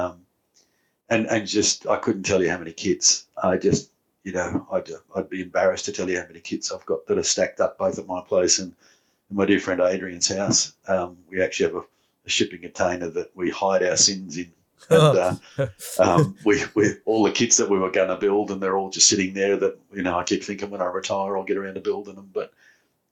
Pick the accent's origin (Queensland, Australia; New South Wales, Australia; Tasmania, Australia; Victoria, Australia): New South Wales, Australia; growing up in New South Wales